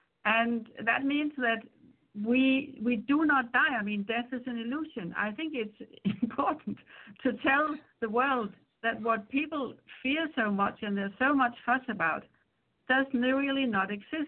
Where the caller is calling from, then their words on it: Spain; I'm calling in from Spain